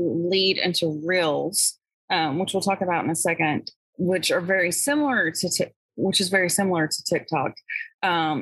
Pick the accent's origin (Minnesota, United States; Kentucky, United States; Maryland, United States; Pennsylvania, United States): Kentucky, United States; I'm from Kentucky